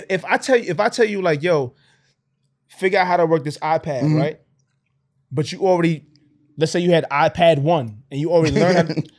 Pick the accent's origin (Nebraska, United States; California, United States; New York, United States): New York, United States; I'm from New York. I go to Dallas.